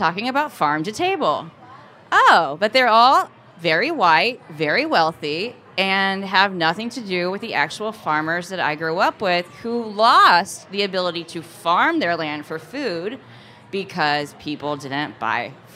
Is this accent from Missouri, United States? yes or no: yes; Napoleon, Missouri, United States; moved away; also born or lived in Portland, Oregon; Where I grew up in Missouri